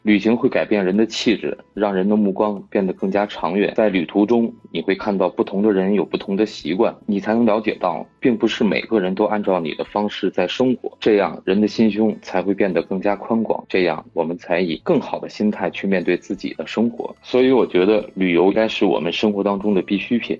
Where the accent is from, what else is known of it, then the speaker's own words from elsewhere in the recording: northern China, China; moved away as an adult; now in New Zealand; 因为我是北方人嘛